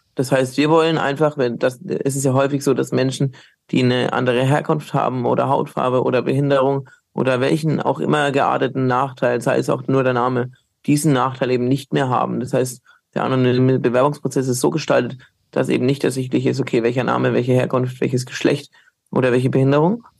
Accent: Bamberg, Bavaria, Germany; now in Cologne, Germany; ich bin hunderte Kilometer weit weg aus Köln oder auch von meiner Heimat Bamberg

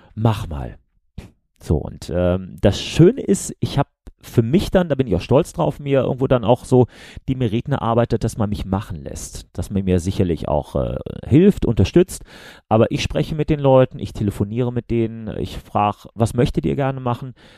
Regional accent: Remscheid, North Rhine-Westphalia, Germany; ich komme aus Remscheid, also Bergisches Land für die Leute, die außerhalb von NRW wohnen

